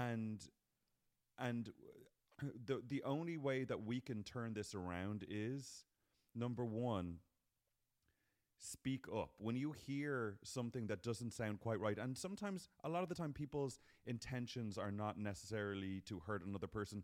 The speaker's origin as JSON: {"language": "English", "country": "Ireland", "moved": "yes", "lives_now": "United States", "said": "We're Irish people"}